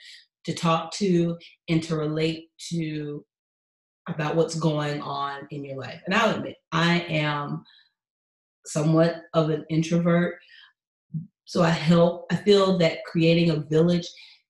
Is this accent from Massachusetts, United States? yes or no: no; Atlanta, Georgia, United States; now in Houston, United States; I'm from Atlanta